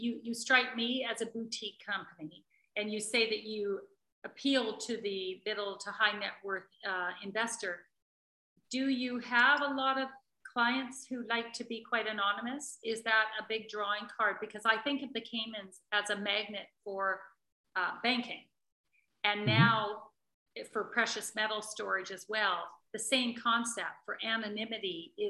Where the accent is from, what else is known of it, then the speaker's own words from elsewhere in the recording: Canada; As a Canadian, I think